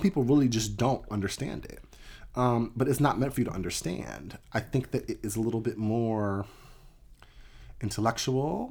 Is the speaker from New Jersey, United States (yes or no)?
yes; New Jersey, United States; also born or lived in Jenkintown, Pennsylvania; I grew up in the South Jersey area